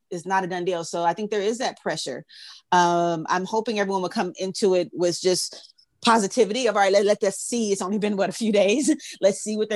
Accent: Southern California and the Bay Area, United States; also born or lived in Oakland, California; I'm, I'm from Southern California and the Bay Area.

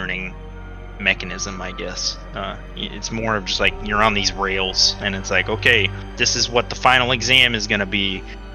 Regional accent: Texas, United States; moved away; I was from Texas

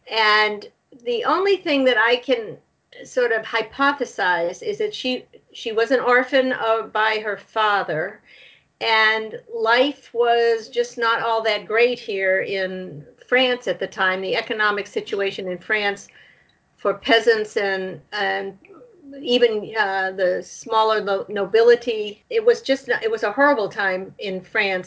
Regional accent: Nashua, New Hampshire, United States; I grew up in Nashua, New Hampshire

